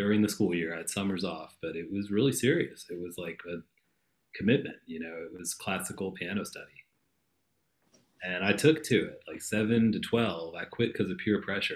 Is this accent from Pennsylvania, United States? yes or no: yes; Philadelphia, Pennsylvania, United States; also born or lived in Boston; Where did I grow up? Philadelphia